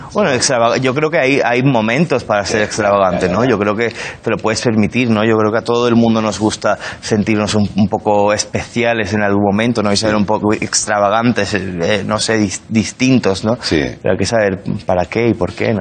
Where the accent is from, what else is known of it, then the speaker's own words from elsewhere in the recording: Spain; moved away; also born or lived in London; soy el español de clase